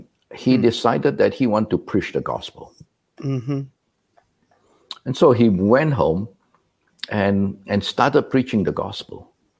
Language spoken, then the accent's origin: English; Malaysia; moved away as an adult; also born or lived in Singapore; now in United States; I was born and raised a Methodist in Malaysia.